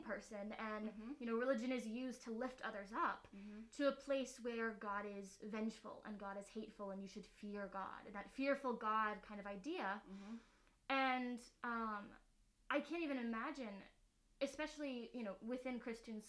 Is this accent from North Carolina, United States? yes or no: yes; North Carolina, United States; I'm from North Carolina